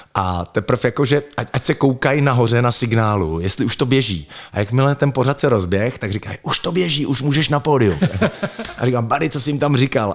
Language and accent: Czech; Litvínov, Ústí nad Labem Region, Czechia; now in Prague, Czech Republic; v Litvínově Janově, odkud pocházím